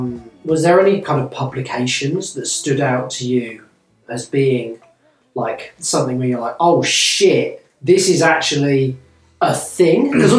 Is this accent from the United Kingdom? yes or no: yes; England, United Kingdom; accent: English; moved away; I wasn't born in England, but I grew up in England from 4 years old. I lived there for 30 years. I am English.